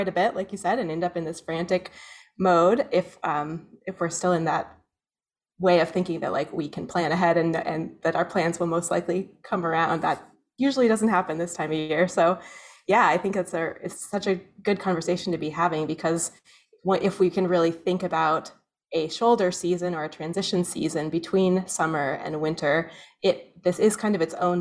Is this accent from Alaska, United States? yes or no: yes; Soldotna, Alaska, United States; also born or lived in Skagway / Valdez / Denali; now in Anchorage, United States; I grew up in Soldotna